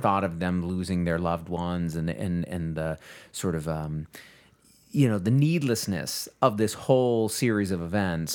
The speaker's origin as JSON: {"language": "English", "region": "Texas", "country": "United States", "said": "I am as a Texan, right? Like, li-, living here in the state"}